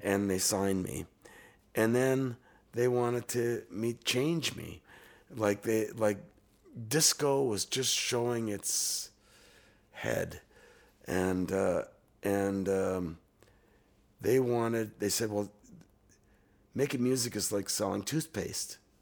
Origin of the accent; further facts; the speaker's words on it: Canada; as a Canadian musician